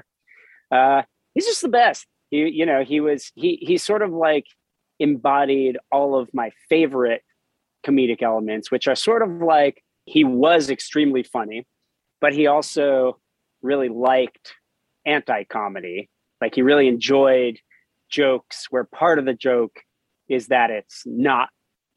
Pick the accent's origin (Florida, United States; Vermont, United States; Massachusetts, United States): Florida, United States; South; I grew up in South Florida